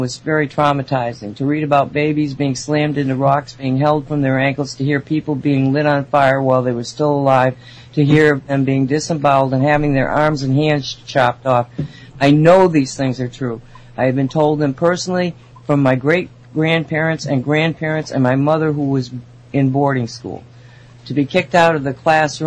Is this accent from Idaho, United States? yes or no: no; Binghamton, New York, United States; now in Massachusetts, United States; where I was born in Binghamton